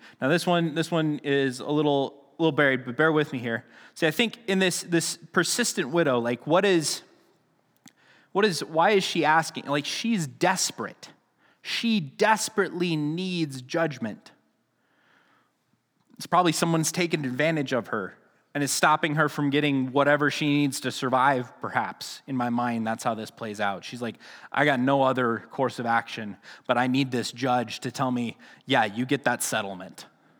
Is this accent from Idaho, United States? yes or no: yes; Hagerman, Idaho, United States; Now, I remember growing up in Hagerman, the stores closed really early, so there was a couple of times where Mom was making a pie late at night, and we had to run down to Grandma's to get some tapioca